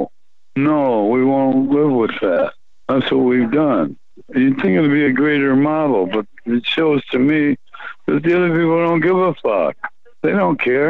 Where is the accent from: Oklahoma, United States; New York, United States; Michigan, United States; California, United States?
Michigan, United States; Flint; my hometown of Flint, Michigan